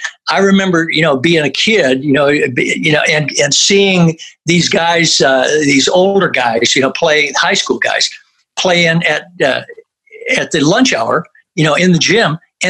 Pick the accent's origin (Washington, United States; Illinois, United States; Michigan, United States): Michigan, United States; Flint; we grew up in Flint, Michigan, listened to WAMM was the local, you know, R&B station